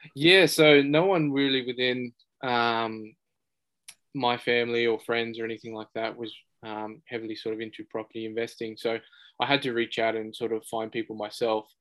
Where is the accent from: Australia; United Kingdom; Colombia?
Australia; Blacktown, New South Wales; born in, uh, in Australia, grew up around um, Western Sydney, so in Blacktown